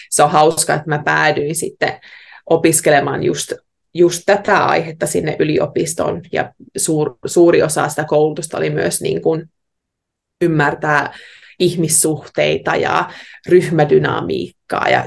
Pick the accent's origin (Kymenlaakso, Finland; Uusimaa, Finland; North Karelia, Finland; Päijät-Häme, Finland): North Karelia, Finland; Heinävesi; now in Australia; oon kotoisin Heinävedeltä. Se on pieni kylän pahanen tuolla Savon sydämessä.